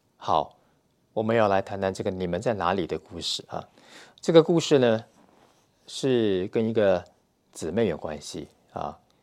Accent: Taiwan; moved away as an adult; now in Russia; 我们呢是来自台湾

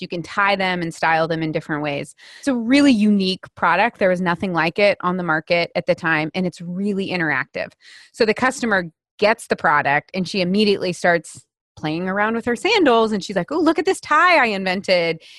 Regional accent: United States; I'm an American woman

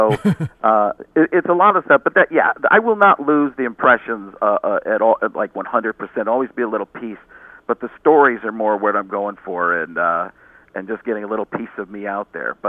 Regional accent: New York City, New York, United States; New York City, yeah, because I'm from New York City.

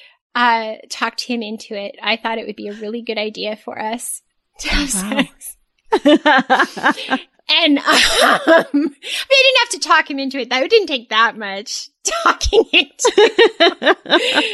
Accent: Southern California, United States; I'm from Southern California

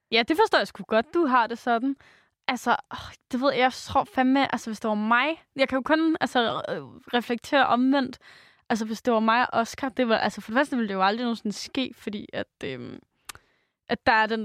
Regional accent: Jutland, Denmark; moved away; jeg er jo fra Jylland

